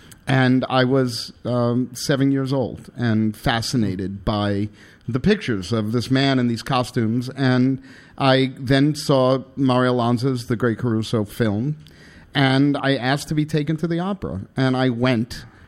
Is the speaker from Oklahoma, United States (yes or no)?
no; Long Island, New York, United States; I was raised on Long Island.